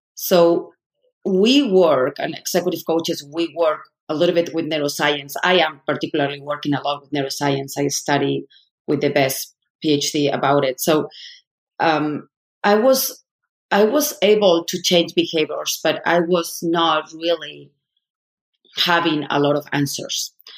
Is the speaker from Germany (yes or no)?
no; Madrid, Community of Madrid, Spain; moved away as an adult; now in United States; I'm from Spain, I'm from Madrid, I was part of the elite